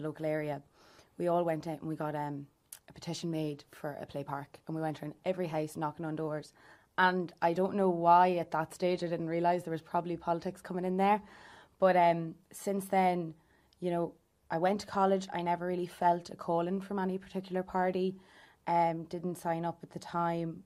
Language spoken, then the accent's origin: English; Louth, Leinster, Ireland; I am from Louth and I'm twenty-four years old as well